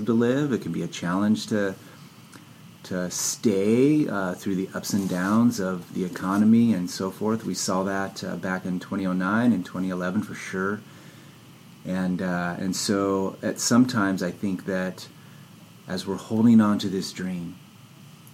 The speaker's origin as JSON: {"language": "English", "town": "San Jose", "region": "California", "country": "United States", "tie": "born or raised there", "said": "I grew up near Santa Cruz in San Jose"}